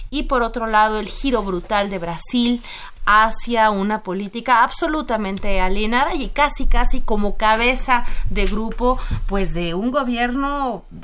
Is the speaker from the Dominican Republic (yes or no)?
no; Mexico